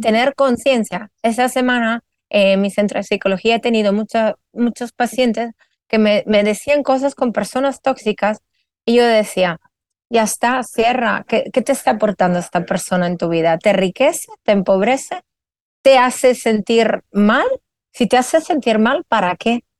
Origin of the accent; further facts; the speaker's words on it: Italy; moved away as an adult; now in Spain; soy italiana afincada en España hace más de 17 años